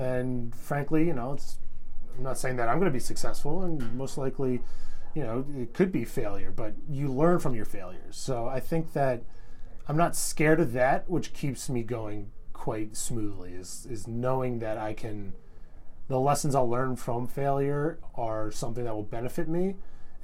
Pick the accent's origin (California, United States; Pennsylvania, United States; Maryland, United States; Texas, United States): Pennsylvania, United States; Philadelphia; moved away as an adult; also born or lived in New York City; now in Fargo, United States; growing up in Philadelphia